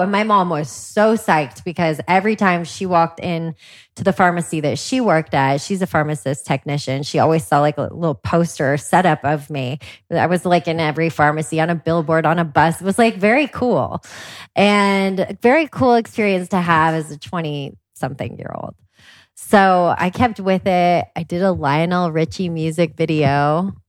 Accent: Washington, United States; I grew up in Washington State

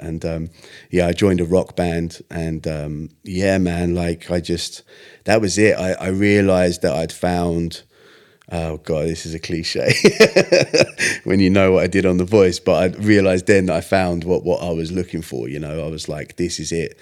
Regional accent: Stevenage, East of England, United Kingdom; I was born in Stevenage

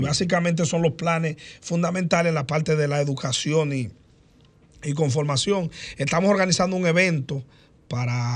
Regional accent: Maimón, Monseñor Nouel, Dominican Republic; La gente sabe que yo soy de Maimón

